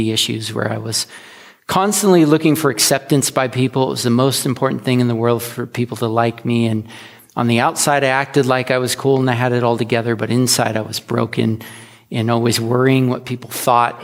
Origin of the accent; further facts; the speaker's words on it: the Northwest, Pacific Northwest, United States; now in Astoria, United States; We're from the Northwest